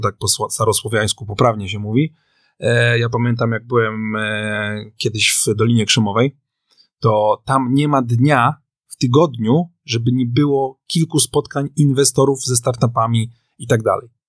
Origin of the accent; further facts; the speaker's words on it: Warsaw, Masovian Voivodeship, Poland; jestem z Warszawy